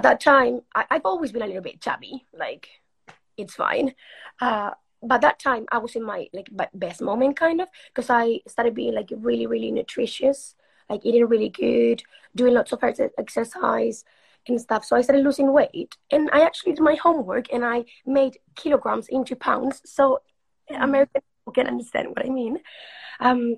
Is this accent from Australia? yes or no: no; Spain; English is a second language; moved away as an adult; also born or lived in Uruguay; now in England; I moved to Spain when I was six